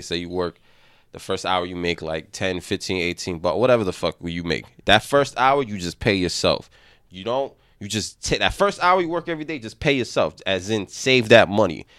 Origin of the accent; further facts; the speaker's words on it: New York City, New York, United States; as a young man, we didn't learn a lot growing up in the Bronx